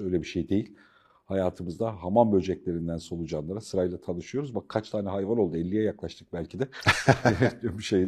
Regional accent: Black Sea Region, Turkey; bir Karadenizli olarak

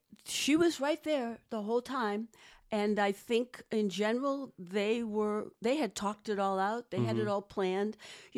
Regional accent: Boston, Massachusetts, United States; Boston, you tell?

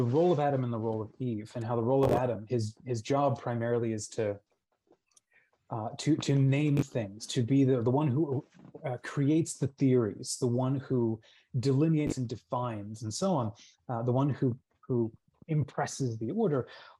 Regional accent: New Zealand; born there; And we've moved all over the world. Like I was born in New Zealand.

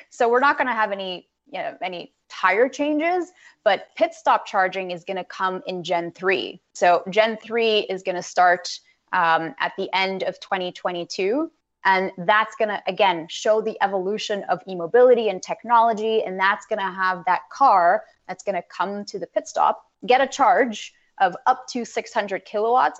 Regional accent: Canada; as a Canadian

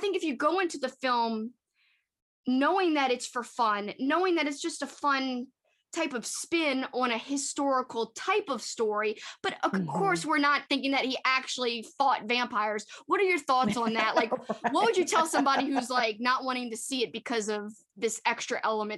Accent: New Orleans, Louisiana, United States; because we're from New Orleans. We're from Louisiana.

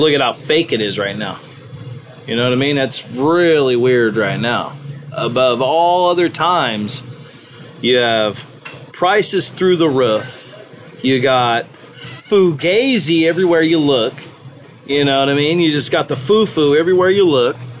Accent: Mendocino County, California, United States; fourth generation from Mendocino County

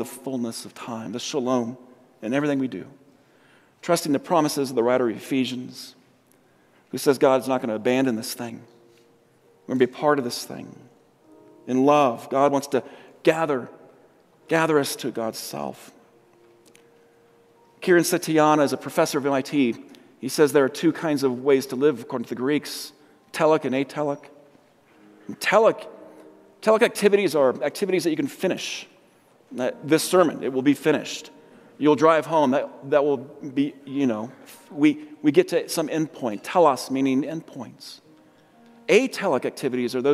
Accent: Colorado, United States; also born or lived in San Diego; I'm from Colorado. I came from San Diego

